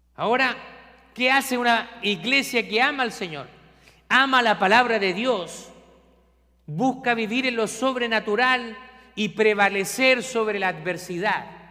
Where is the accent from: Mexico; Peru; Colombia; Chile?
Chile; now in Scranton, United States; yo soy de Chile